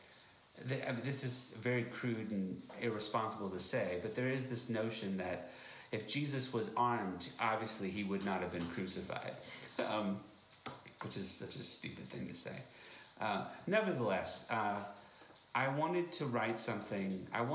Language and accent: English; Virginia, United States; moved away as an adult; now in Berlin, Germany; my home state of Virginia